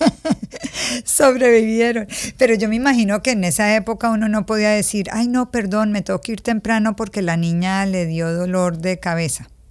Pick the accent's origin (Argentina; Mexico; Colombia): Colombia; yo crecí en Colombia